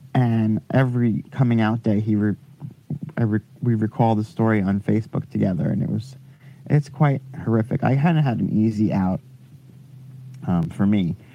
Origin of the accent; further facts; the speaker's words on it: Long Island, New York, United States; Long Island, actually.